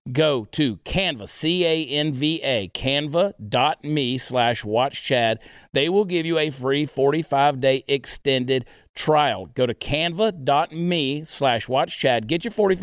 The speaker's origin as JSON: {"language": "English", "region": "Texas", "country": "United States", "said": "I was conceived in Dallas"}